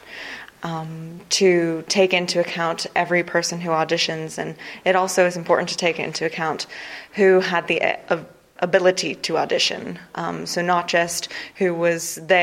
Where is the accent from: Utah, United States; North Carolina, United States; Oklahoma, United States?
North Carolina, United States; now in Dublin, Ireland; I'm from North Carolina in the US